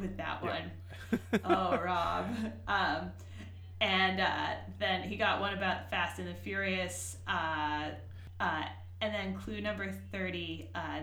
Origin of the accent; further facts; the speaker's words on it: Worcester, Massachusetts, United States; I grew up in Worcester, Massachusetts